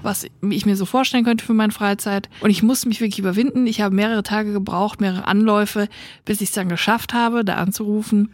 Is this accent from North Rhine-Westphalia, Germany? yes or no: yes; Siegerland, North Rhine-Westphalia, Germany; meiner Heimat im Siegerland